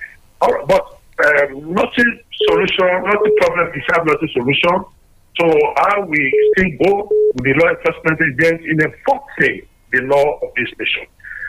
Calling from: Abuja, Federal Capital Territory, Nigeria; I'm calling from Abuja.

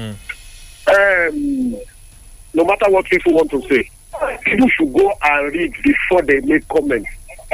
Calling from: Sungo, Nigeria; I'm calling from Sungo.

